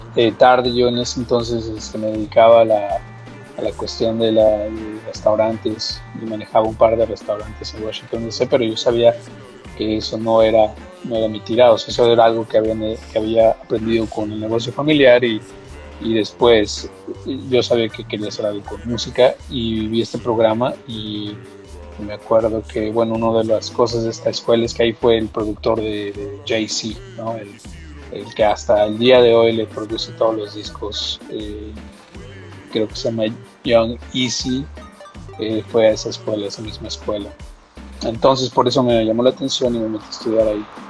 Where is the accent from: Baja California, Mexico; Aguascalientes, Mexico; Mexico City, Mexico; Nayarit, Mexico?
Mexico City, Mexico; Yo en la Ciudad de México, soy, soy del, del de la Ciudad de México.